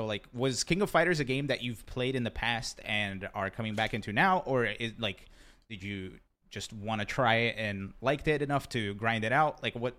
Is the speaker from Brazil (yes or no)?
yes; Rio de Janeiro, Brazil; moved away; I grew up in Rio de Janeiro, Brazil, so I totally relate to, you know, growing up in rough neighborhoods